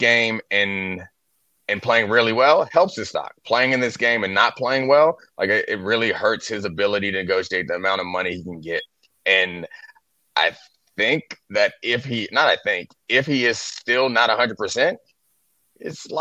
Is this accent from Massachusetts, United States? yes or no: no; Randallstown, Maryland, United States; I grew up in Randallstown